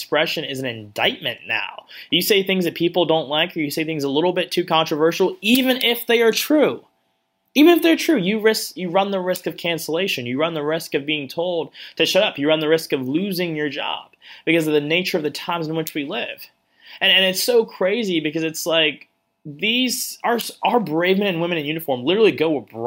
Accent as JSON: {"language": "English", "region": "the South", "country": "United States", "said": "I'm from the South"}